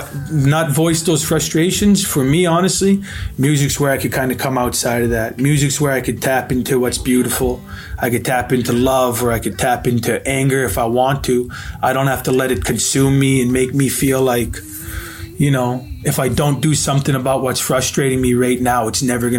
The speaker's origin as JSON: {"language": "English", "town": "Wenatchee", "region": "Washington", "country": "United States", "tie": "born or raised there", "said": "I was born in Wenatchee, Washington, down in the Okanagan Valley"}